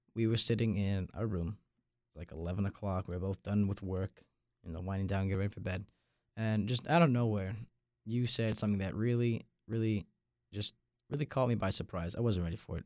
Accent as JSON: {"language": "English", "area": "Long Island", "region": "New York", "country": "United States", "moved": "as an adult", "lives_now": "North Carolina, United States", "said": "I'm from Long Island, New York"}